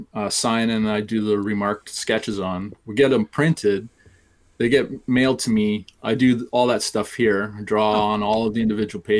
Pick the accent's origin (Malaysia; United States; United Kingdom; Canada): Canada; I'm Canadian